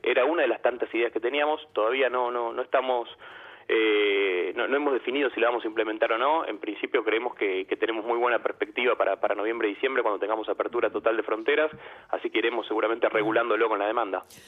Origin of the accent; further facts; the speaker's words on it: Argentina; como argentinos